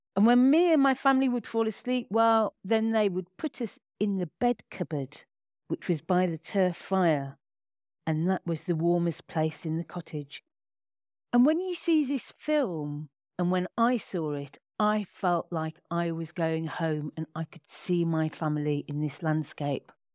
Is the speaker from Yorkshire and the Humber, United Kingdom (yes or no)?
no; Birmingham, West Midlands, United Kingdom; Birmingham, my hometown